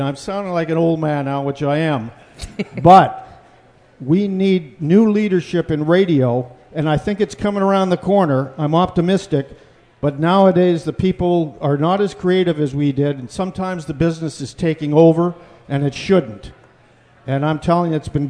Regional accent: Canada; now in United States; I have become an American citizen now, too

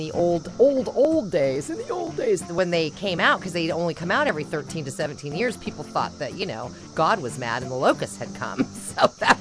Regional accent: California, United States; I grew up in California. I'm a California girl

